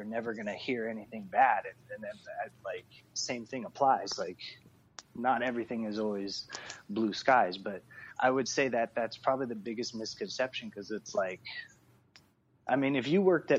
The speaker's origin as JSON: {"language": "English", "country": "Philippines", "said": "we're all Filipino"}